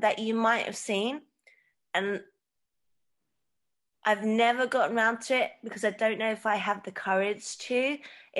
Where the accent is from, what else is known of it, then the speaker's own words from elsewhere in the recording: Hong Kong; my dad's from Hong Kong and I grew up in Hong Kong also